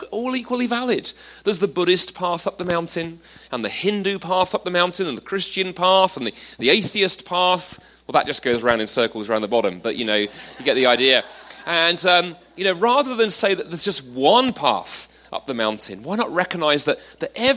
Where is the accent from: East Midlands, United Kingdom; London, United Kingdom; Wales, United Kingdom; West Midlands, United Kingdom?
London, United Kingdom; moved away as an adult; also born or lived in Toronto, Canada; I grew up in London, then I lived in Toronto for 7 years until quite recently.